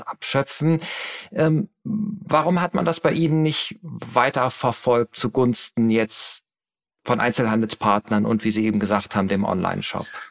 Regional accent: Hamburg, Germany; in meiner Heimatstadt Hamburg

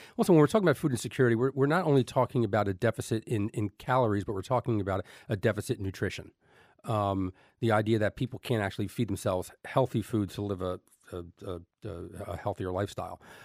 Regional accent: Elizabeth, New Jersey, United States; I grew up in Elizabeth, New Jersey

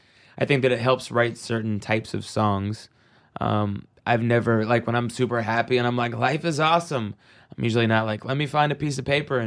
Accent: Seattle, Washington, United States; Obviously, Seattle grunge, growing up in Seattle, I mean, in the 90s, it was the mecca of grunge.

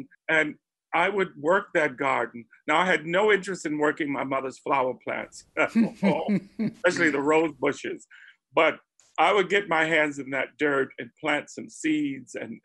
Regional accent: Spartanburg, South Carolina, United States; I grew up in Spartanburg, South Carolina, already a transplant

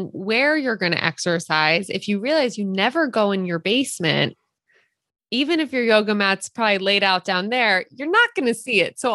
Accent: Philadelphia, Pennsylvania, United States; now in Santa Cruz, United States; so we live in Santa Cruz right now, but we're from Philadelphia. We are East Coasters at heart

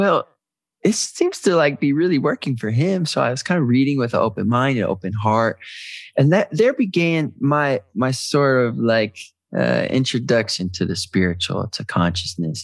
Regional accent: Detroit, Michigan, United States; I'm from Detroit

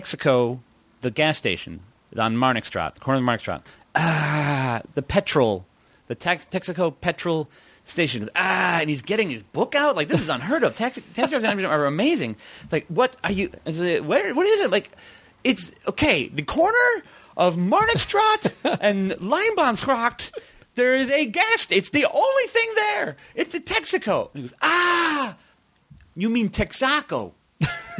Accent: Chicago, Illinois, United States; moved away as an adult; also born or lived in Amsterdam; I would say I was from Chicago

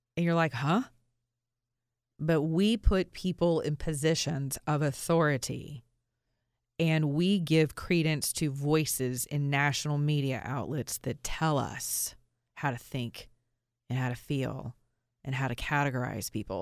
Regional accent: Georgia, United States; I'm from Georgia

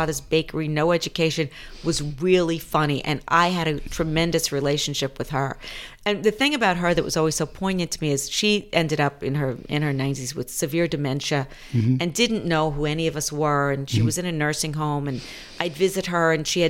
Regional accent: Mount Vernon, New York, United States; also born or lived in Bronx, New York; I was born in the Bronx, and then I grew up in Mount Vernon, which is right next to the Bronx.

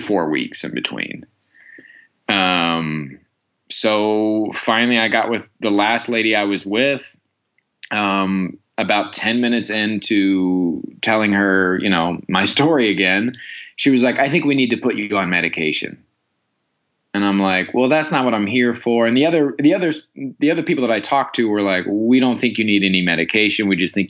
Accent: Midwest, United States; now in Los Angeles, United States; I grew up in the Midwest

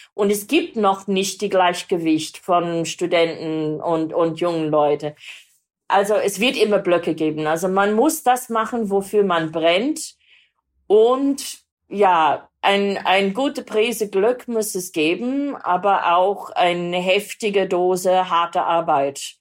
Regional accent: Sydney, New South Wales, Australia; born or raised there; German is a second language; moved away

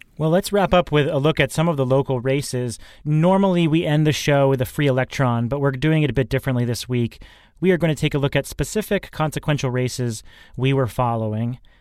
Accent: Massachusetts, United States; here in Massachusetts, in my home state

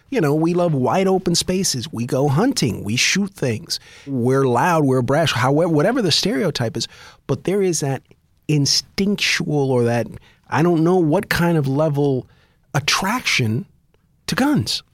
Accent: United States; as an American, we grew up idolizing guns.

